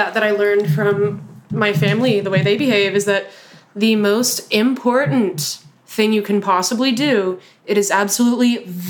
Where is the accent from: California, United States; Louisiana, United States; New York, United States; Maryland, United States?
Louisiana, United States; North; accent: North Louisiana; I got that nice little North Louisiana flair.